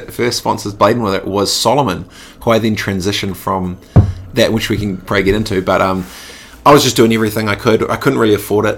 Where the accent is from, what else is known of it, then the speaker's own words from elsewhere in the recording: Christchurch, Canterbury, New Zealand; also born or lived in Dargaville / Suva, Fiji / South Lake Tahoe; I grew up in Aranui, Christchurch